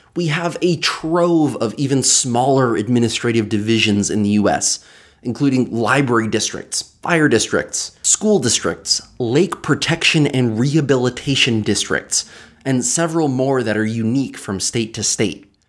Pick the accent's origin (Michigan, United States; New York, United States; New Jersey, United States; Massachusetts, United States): New York, United States; the Catskills; Growing up in the Catskills, I knew that we had towns and villages and hamlets